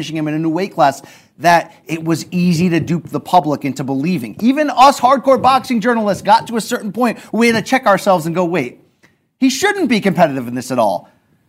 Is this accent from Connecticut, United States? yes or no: yes; Connecticut, United States; when I grew up in Connecticut